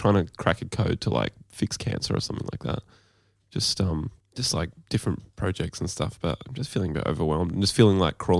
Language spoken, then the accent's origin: English; Gold Coast, Queensland, Australia; moved away as an adult; now in Sydney, Australia; we grew up on the Gold Coast. So it's quite a masculine kind of, you know, like everyone was into sports